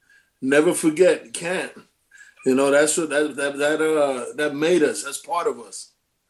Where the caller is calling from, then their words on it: Connecticut, United States; I'm calling from now. I live in Connecticut, actually, right now.